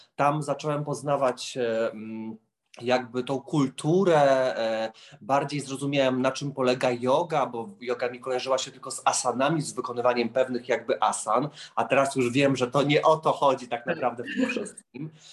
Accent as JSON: {"language": "Polish", "town": "Lublin", "region": "Lublin Voivodeship", "country": "Poland", "moved": "yes", "lives_now": "Warsaw, Poland", "said": "bo ja pochodzę z Lublina do Warszawy"}